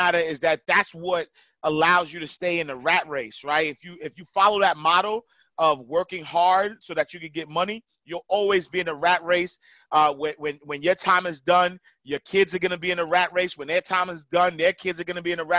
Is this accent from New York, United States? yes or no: yes; New York City, New York, United States; moved away as an adult; now in Atlanta, United States; I'm a kid from Harlem, NYC, man, home of the hustlers, man. I grew up in the projects, St. Nicholas houses